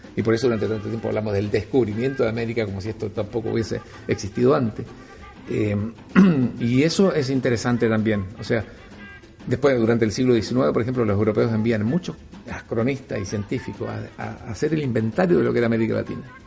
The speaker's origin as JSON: {"language": "Spanish", "region": "Valparaíso", "country": "Chile", "said": "Yo soy hijo ilustre de Valparaíso, algo que es el honor más grande que, yo puedo tener, porque es el reconocimiento de, mi ciudad"}